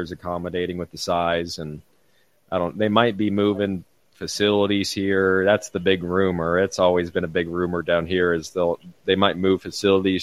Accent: Phoenix, Arizona, United States; I'm from Phoenix

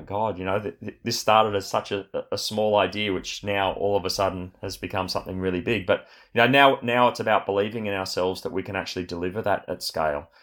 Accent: Australia; born or raised there; also born or lived in Sydney, Australia

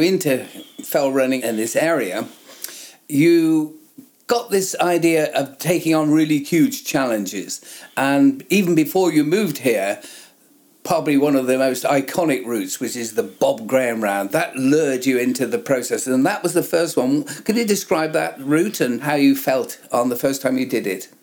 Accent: the south of England, United Kingdom; a southern lad like I am

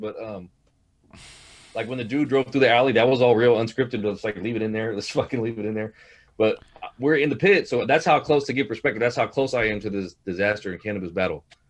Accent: Hayward, California, United States; We all we're all from Hayward, California.

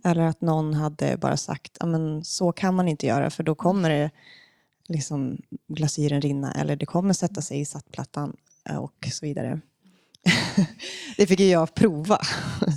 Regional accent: Umeå, Västerbotten County, Sweden; now in Stockholm, Sweden; i Umeå, där jag kommer ifrån

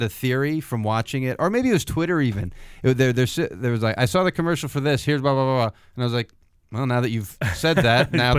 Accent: near the Roosevelt Mansion, Upstate New York, United States; moved away; my hometown is very close to the Roosevelt Mansion

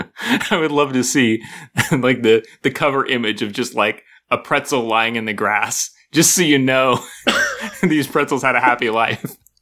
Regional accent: United States; I grew up in America.

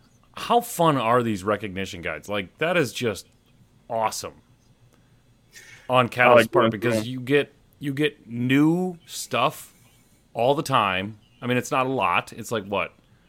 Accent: United States; We're American.

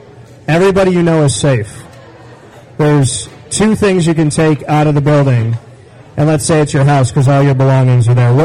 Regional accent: Syracuse, New York, United States; moved away as an adult; also born or lived in Orlando, Florida; Central New York. I was from here. I mean, I was born and raised on the north side.

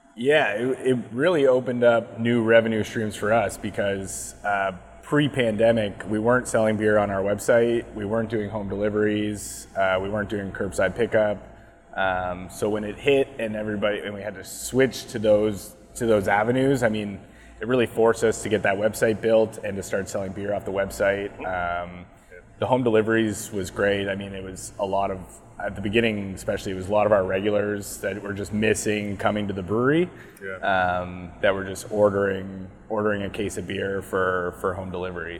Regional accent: Cornwall, Ontario, Canada; now in Bowmanville, Canada; growing up in Cornwall

